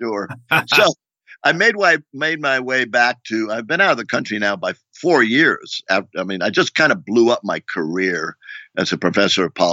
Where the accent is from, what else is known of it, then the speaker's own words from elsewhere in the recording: Rio de Janeiro, Brazil; moved away; I grew up in Rio de Janeiro as a kid